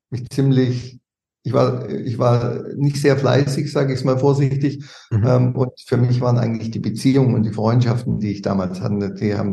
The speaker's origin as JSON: {"language": "German", "town": "Bad Mergentheim", "region": "Baden-Württemberg", "country": "Germany", "tie": "born or raised there", "said": "in, in der Region äh, mhm. und in Bad Mergentheim selbst. Da habe ich über 20, 25 Jahre"}